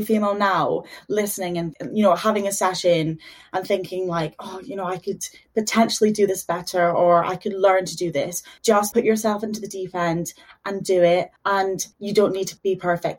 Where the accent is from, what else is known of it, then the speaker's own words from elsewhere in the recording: Dundee, Scotland, United Kingdom; moved away as an adult; also born or lived in Houston, Texas, United States / Liverpool, United Kingdom; now in London, United Kingdom; moved to Scotland when I was 6, I think. And yeah, been in Dundee ever since